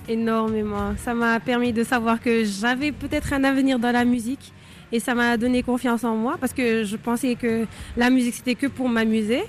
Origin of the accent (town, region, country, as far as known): Senegal; born or raised there